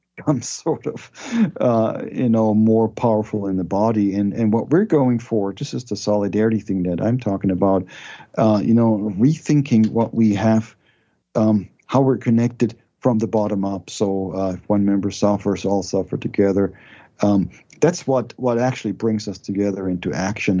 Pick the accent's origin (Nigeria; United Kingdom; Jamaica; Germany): Germany; moved away as an adult; now in United States; I was raised in Germany.